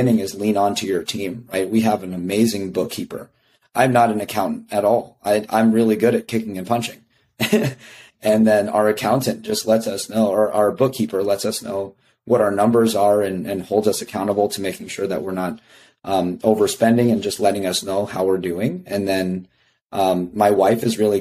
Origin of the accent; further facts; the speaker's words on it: Las Vegas, Nevada, United States; now in Champaign, United States; being from Las Vegas, that was super helpful because I like to think that I'm now a Midwesterner, but I'm still a city boy, you know, like coming from Las Vegas, it's huge